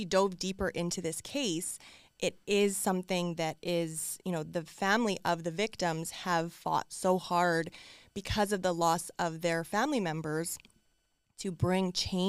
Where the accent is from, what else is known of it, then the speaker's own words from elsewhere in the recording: Canada; as a daughter, as like a Canadian especially, this one, like I was astonished the fact that I hadn't heard about this case.